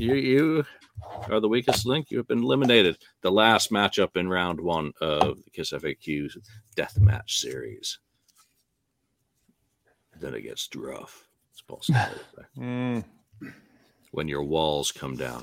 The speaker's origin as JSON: {"language": "English", "country": "United Kingdom", "said": "as a Brit"}